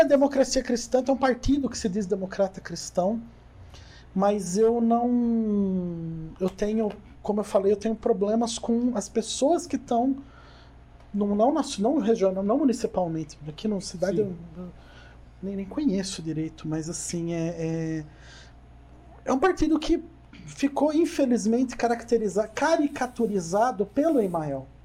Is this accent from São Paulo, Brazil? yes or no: yes; Jundiaí, São Paulo, Brazil; also born or lived in Curitiba; eu moro aqui em Jundiaí desde os três meses, mais uns dois meses de idade.